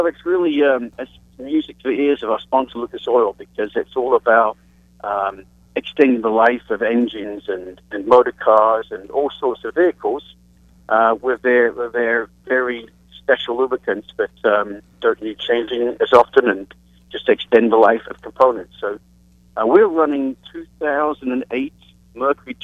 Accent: England, United Kingdom; And so that's where I was from.

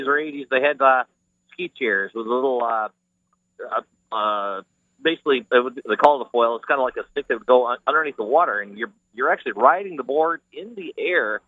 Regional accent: Grand Haven, Michigan, United States; I'm from the Grand Haven area from Michigan

